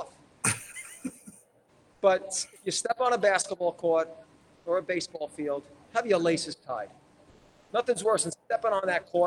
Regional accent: New York City, New York, United States; now in Rhode Island, United States; I'm from the South Shore

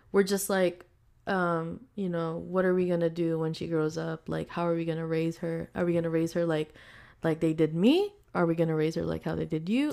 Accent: Philippines; now in United States; we're from the Philippines

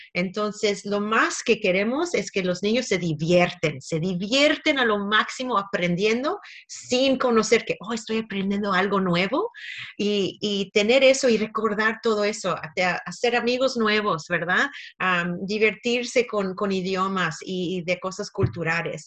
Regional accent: Canada; now in Australia; Yo nací en Canadá

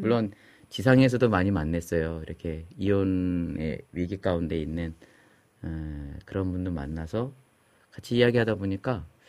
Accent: Chungju, North Chungcheong, South Korea; 우리 그 시골 충주가 제 고향인데

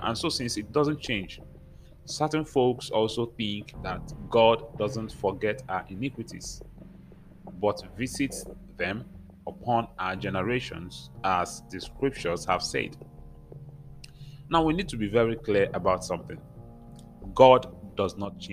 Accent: Nigeria; I come from Nigeria

